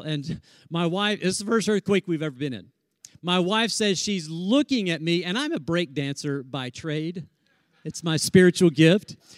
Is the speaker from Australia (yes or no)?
no; Tornado Alley, Oklahoma, United States; moved away; we're from Tornado Alley